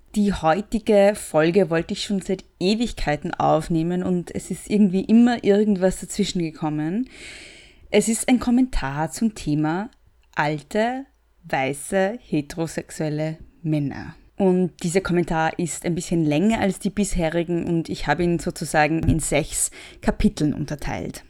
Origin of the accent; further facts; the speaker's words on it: Austria; ich bin Österreicherin